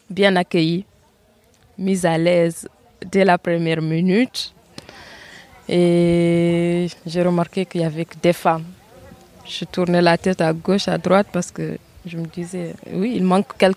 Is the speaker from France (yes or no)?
no; Senegal; j'ai 20 ans, je viens du Sénégal.